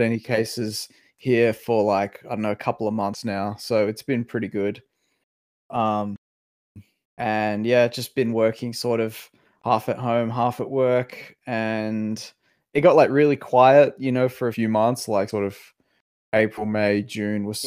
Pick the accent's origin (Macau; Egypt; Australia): Macau; moved away; we grew up in Macau. We sort of had our formative years in Macau